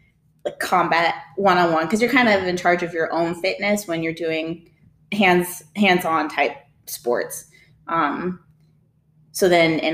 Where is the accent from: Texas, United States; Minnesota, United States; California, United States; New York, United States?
Texas, United States; Cypress; also born or lived in Rhode Island / Miami / Alabama; so I grew up in Cypress, Houston area. But as a kid, I lived all over the United States. So Rhode Island, Miami, Alabama.